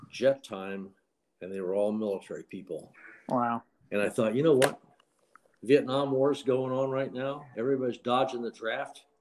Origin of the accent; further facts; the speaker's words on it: Miami, Florida, United States; Uh, Miami, Florida.